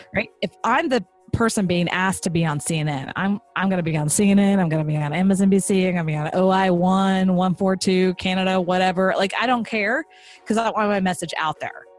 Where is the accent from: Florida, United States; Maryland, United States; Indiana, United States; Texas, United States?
Texas, United States; I'm from Texas.